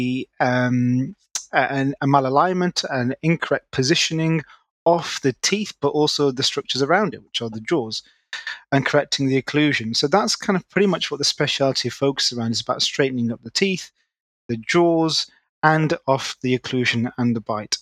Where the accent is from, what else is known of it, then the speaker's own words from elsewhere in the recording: Manchester, North West England, United Kingdom; moved away as an adult; now in London, United Kingdom; I'm originally from Manchester, born and bred